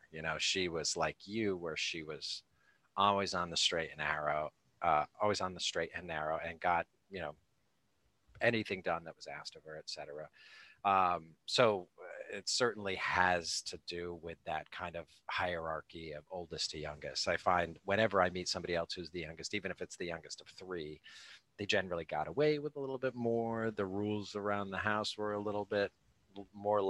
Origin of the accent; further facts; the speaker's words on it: Rhode Island, United States; also born or lived in Cape Cod, Massachusetts; So I grew up in Rhode Island